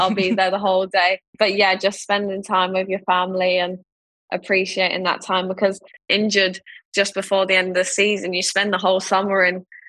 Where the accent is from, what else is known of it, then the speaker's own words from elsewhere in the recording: London, United Kingdom; growing up in Ealing and being round the corner at Wembley